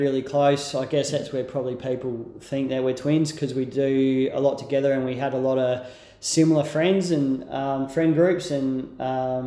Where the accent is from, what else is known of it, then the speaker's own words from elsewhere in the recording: Hackham West, South Australia, Australia; I'm actually from Hacken West